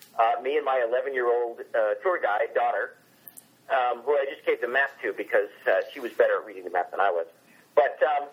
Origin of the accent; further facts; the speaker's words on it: South Florida, United States; I grew up in South Florida.